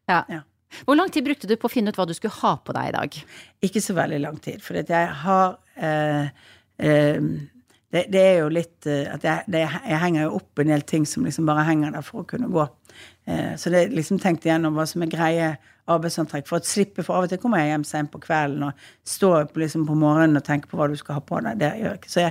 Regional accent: Western Norway, Norway; Som vestlending så er vi utover

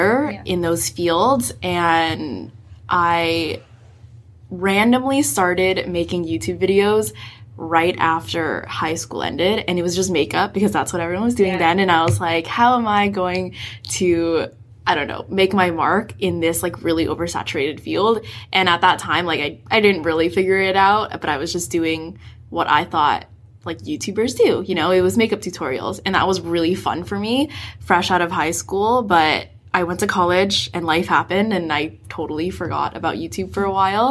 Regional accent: San Francisco, California, United States; now in Vancouver, Canada; I grew up in San Francisco

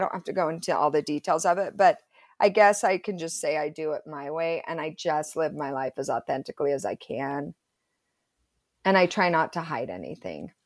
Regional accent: Provo, Utah, United States; I grew up in Provo. went to Timview High School, total Provo girl

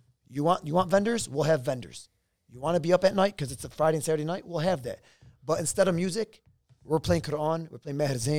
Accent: Lebanon; Oh my God, this reminds me when I was growing up in Lebanon.

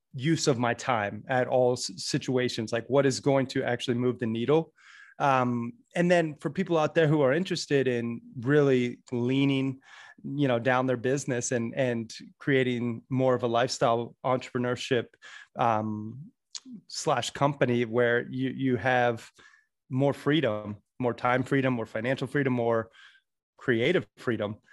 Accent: Sarasota, Florida, United States; also born or lived in Red Lodge, Montana; I was born and raised in Sarasota, Florida, and then grew up half in Red Lodge, Montana.

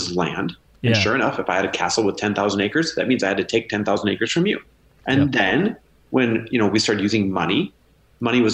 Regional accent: Midwest, United States; now in Southern California, United States; I grew up in the Midwest.

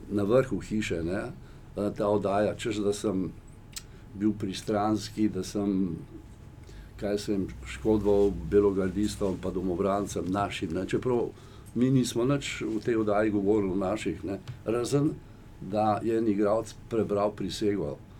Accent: Slovenia; Slovenci smo

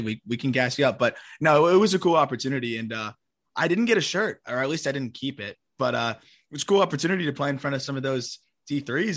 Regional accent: South Florida, United States; I grew up in South Florida

